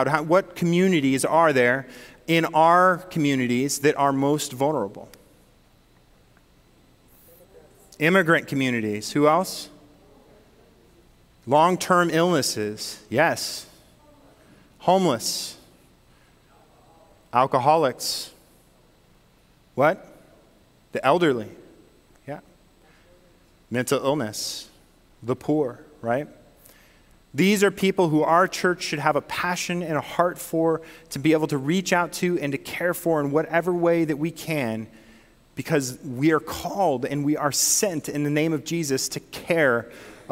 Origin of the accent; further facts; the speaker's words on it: Northern California, United States; now in Michigan, United States; I'm from Northern California